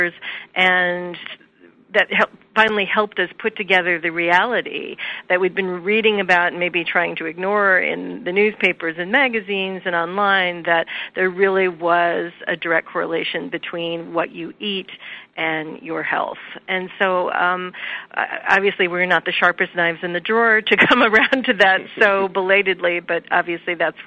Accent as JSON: {"language": "English", "region": "Midwest", "country": "United States", "said": "We grew up eating meat three times a day. I'm from the Midwest"}